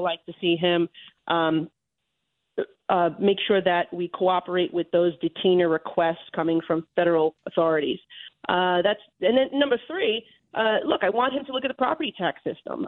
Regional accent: New York, United States; as a New Yorker

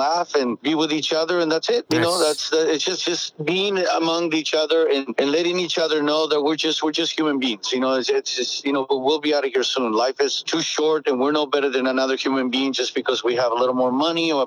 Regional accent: Tecate, Baja California, Mexico; also born or lived in Tijuana; I was born in Tijuana, and I spent a little time in Tijuana because then I grew up in an orphanage in Tecate

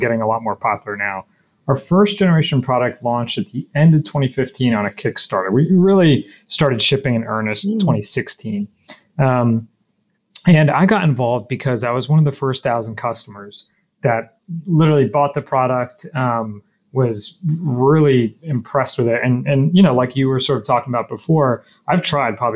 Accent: New Jersey, United States; also born or lived in Michigan; I grew up in New Jersey.

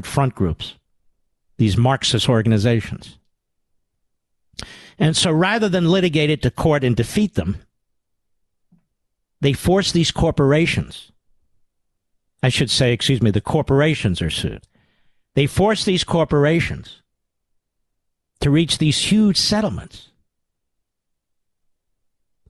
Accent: Pennsylvania, United States; I'm from Pennsylvania. We're in New Jersey for the summer.

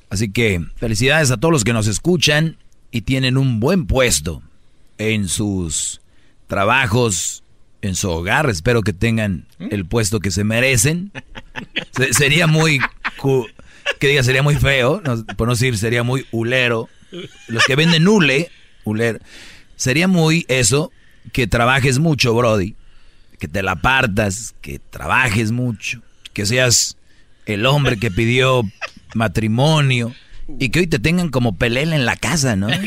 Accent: Puerto Rico; soy el puertorriqueño, aquí de repente

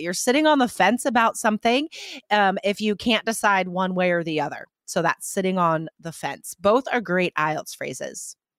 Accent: United States; first language English; I am from the United States

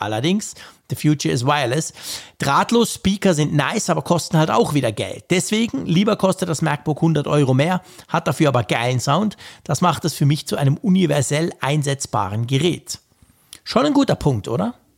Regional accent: Switzerland; bei uns in der Schweiz

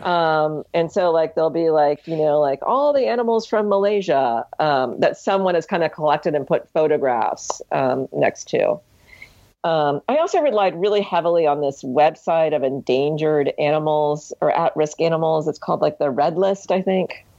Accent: Ohio, United States; moved away; also born or lived in Hawaii; growing up in Ohio

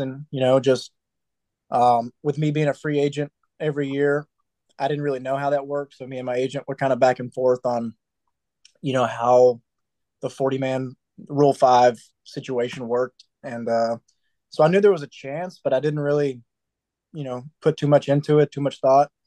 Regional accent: Atlanta, Georgia, United States; my hometown team

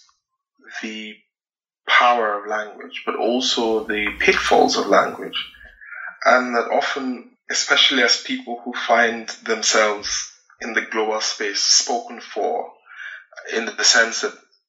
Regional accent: Nigeria; as a Nigerian, as a Black person

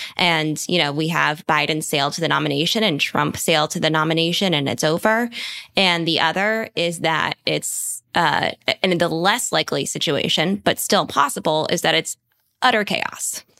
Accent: Bethesda, Maryland, United States; that is my hometown

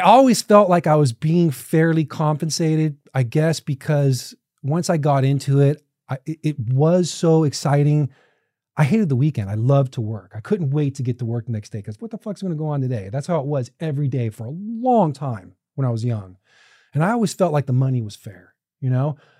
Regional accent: Orange County, California, United States; I was a kid from Orange County

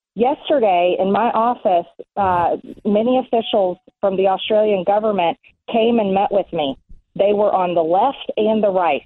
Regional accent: Georgia, United States; Georgia, my home state

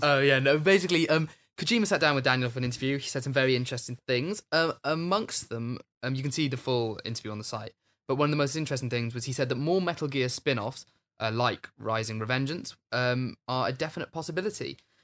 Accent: Wales, United Kingdom; When I was a kid, we had, like, dress up in traditional Welsh dress and stuff.

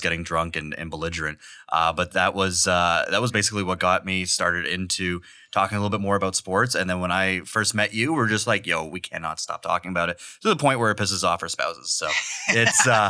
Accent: Toronto, Ontario, Canada; now in London, Canada; I'm from Toronto

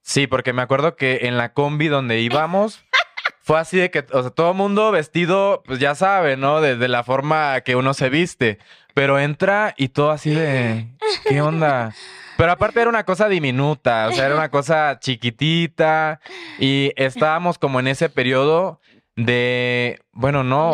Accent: the coast of Chiapas, Mexico; moved away as an adult; also born or lived in Tuxtla Gutiérrez; now in Mexico City, Mexico; soy de la costa de Chiapas, entonces por ahí tenemos ya también un parentesco por ser de la costa de Chiapas. Eh, me fui a vivir a Tuxtla a los 18

